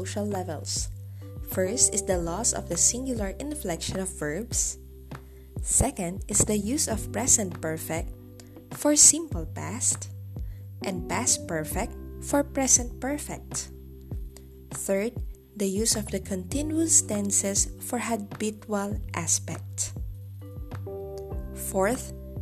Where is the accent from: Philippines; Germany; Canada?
Philippines